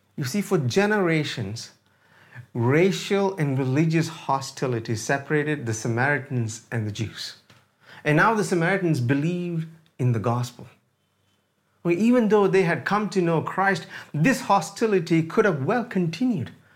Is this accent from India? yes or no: yes; India; moved away; I am an Indian